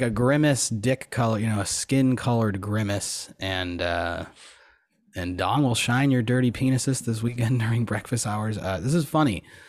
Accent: Buffalo, New York, United States; Growing up in Buffalo

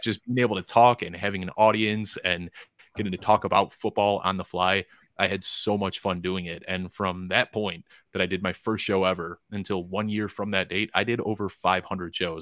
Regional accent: Chicago, Illinois, United States; moved away as an adult; now in Colorado, United States; I'm from Chicago originally, but I live out in Colorado now

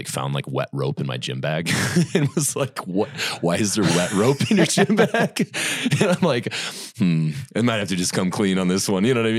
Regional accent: Indiana, United States; moved away as an adult; Grew up in Indiana.

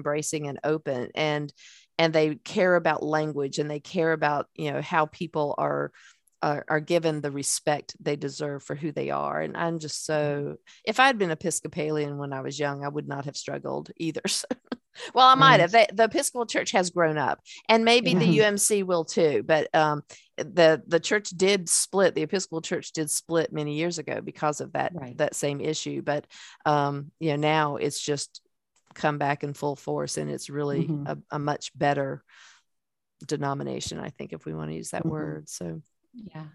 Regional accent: the South, United States; I'm from the South

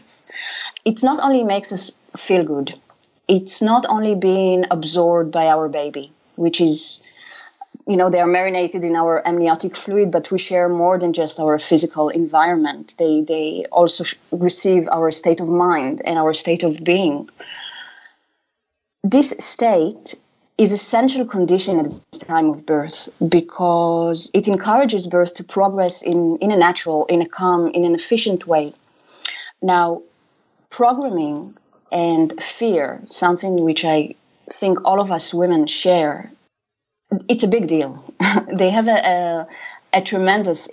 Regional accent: Israel; moved away as an adult; now in Amsterdam, Netherlands; I was born in Israel

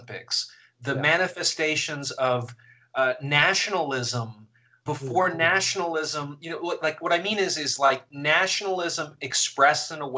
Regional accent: Canada; I'm Canadian and was watching in Canada

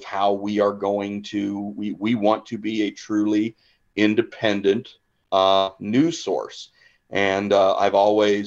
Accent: Perry, Missouri, United States; also born or lived in Hannibal, Missouri / Quincy, Illinois; Born in Hannibal, and then I grew up in Perry

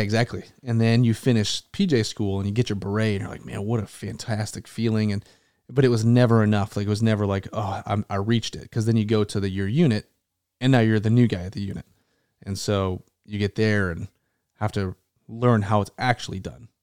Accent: Tucson, Arizona, United States; also born or lived in Aurora, Colorado / Las Vegas, Nevada; now in North Carolina, United States; I grew up and moved to Tucson, Arizona when I was young, probably a four or five, um, and then spent my entire childhood there.

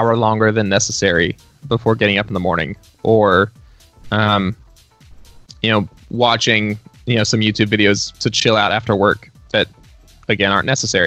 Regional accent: Dallas-Fort Worth area, Texas, United States; now in Nashville, United States; my hometown, home state in the Dallas-Fort Worth area of Texas

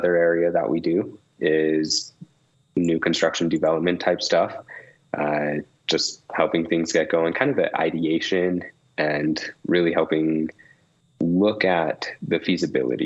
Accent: Santa Clara, Utah, United States; also born or lived in Logan, Utah; So I grew up in Southern Utah. We moved to Santa Clara when I was 5.

